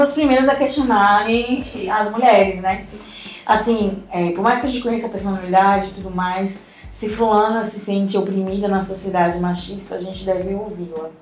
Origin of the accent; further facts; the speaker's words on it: São Luís, Maranhão, Brazil; eu nasci em São Luís do Maranhão